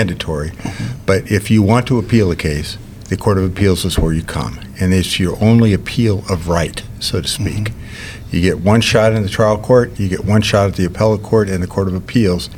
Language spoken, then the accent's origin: English; Fort Wayne, Indiana, United States; I grew up here in Fort Wayne.